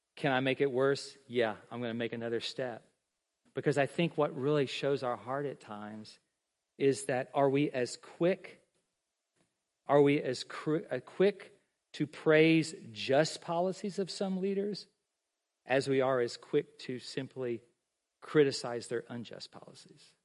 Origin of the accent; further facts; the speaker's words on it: United States; I'm an American. I'm a Christian.